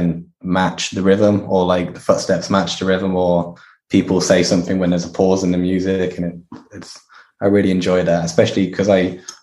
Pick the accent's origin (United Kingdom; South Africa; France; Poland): United Kingdom; Kidderminster, West Midlands; Kidderminster, which is my hometown